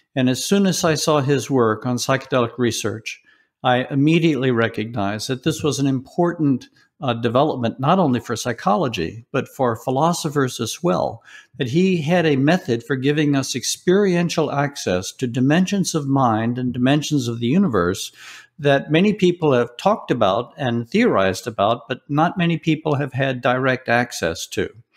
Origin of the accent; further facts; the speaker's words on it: Deep South, United States; was raised in the Deep South